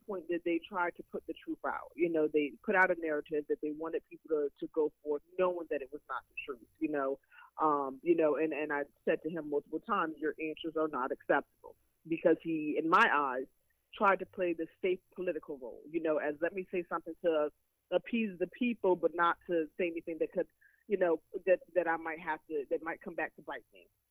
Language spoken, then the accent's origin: English; New York, United States; moved away; I'm from New York, so I speak quickly